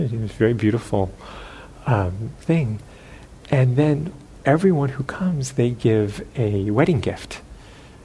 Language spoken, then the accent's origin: English; United States; being American